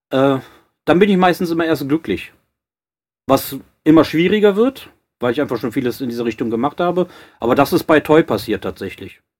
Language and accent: German; Cologne, North Rhine-Westphalia, Germany; klar, ich komme aus Köln, paar, äh, schwule Kumpels